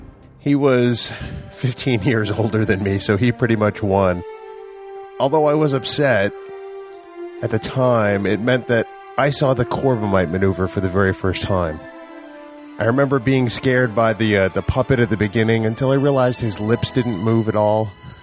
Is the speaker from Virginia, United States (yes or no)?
no; Merrimack, New Hampshire, United States; I'm from Merrimack, New Hampshire, and I'm the producer and co-host of Trek Geeks.